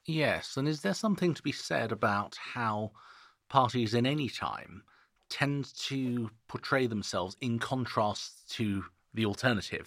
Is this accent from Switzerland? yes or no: yes; Switzerland; now in United Kingdom; I'm not British. I'm Swiss. I just live here.